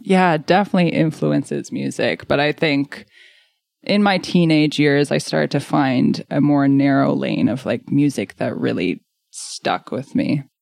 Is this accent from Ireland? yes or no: no; Wolfville, Nova Scotia, Canada; moved away as an adult; now in Halifax, Canada; So I grew up in the Annapolis Valley around the Wolfville area. So I grew up as a complete country kid